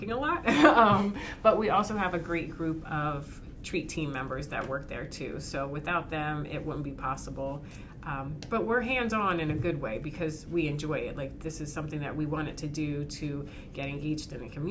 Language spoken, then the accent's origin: English; Berks County, Pennsylvania, United States; we grew up in Berks County